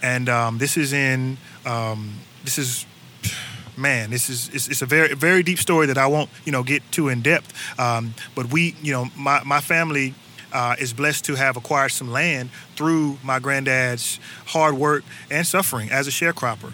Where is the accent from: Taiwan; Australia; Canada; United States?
United States; Durham, North Carolina; now in Atlanta, United States; I'm originally from North Carolina, uh, born and raised in Durham